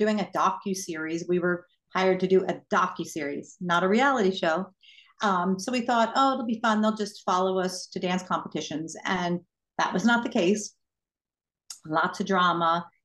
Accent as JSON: {"language": "English", "region": "New York", "country": "United States", "tie": "born or raised there", "also_born_or_lived": "Lancaster County, Pennsylvania", "moved": "yes", "lives_now": "Pittsburgh, United States", "said": "I grew up in New York, moved to Lancaster County, Pennsylvania, lived among Amish people, got married, came to Pittsburgh"}